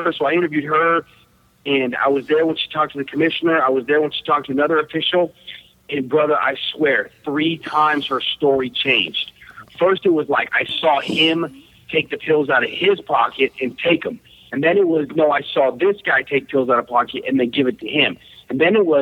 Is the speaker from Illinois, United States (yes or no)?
no; East Bay, Northern California, United States; I grew up boxing in the East Bay, Northern California